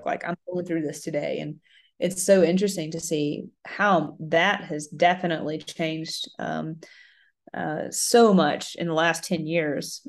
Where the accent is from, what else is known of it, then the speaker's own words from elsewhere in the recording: Mississippi, United States; I grew up in Mississippi